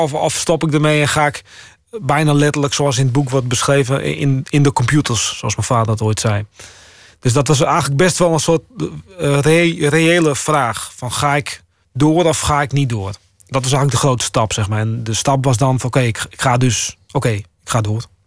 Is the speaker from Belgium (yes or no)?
no; Friesland, Netherlands; also born or lived in Groningen; Ik ben ook Fries